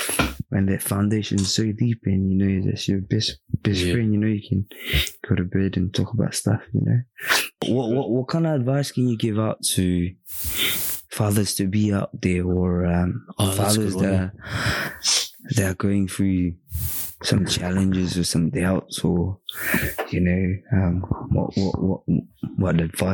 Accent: Philippines; But for us and our parents, you know, I mean, being Filipino, divorce is non-existent, mate, nah, especially in Catholic, work, you know.

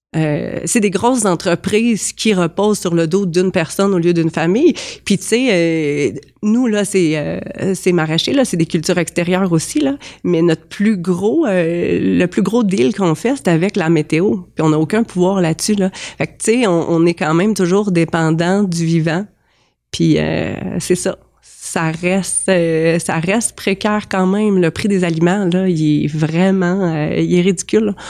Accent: Compton, Quebec, Canada; also born or lived in Sherbrooke; now in Saint-Camille, Canada; je suis née à Compton

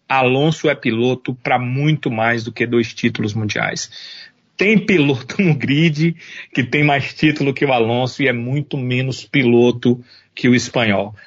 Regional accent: Brazil; nós somos brasileiros

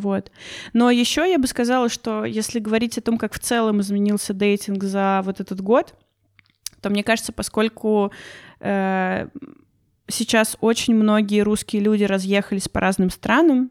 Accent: Russia; я из России

